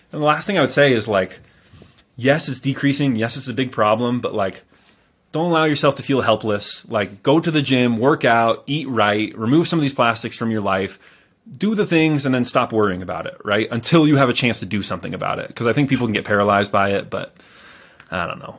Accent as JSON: {"language": "English", "region": "California", "country": "United States", "tie": "born or raised there", "said": "I was born in California"}